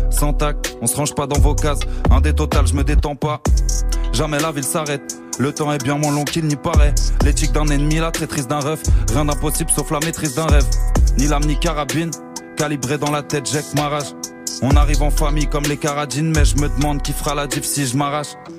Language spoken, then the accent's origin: French; Créteil, Île-de-France, France; now in Montreuil, France; Moi, c'est Créteil, ouais. Maintenant, je suis à Montreuil, mais je viens de Créteil